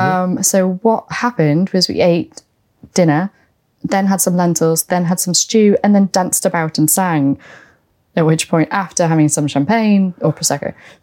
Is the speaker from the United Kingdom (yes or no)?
yes; England, United Kingdom; and I'm English.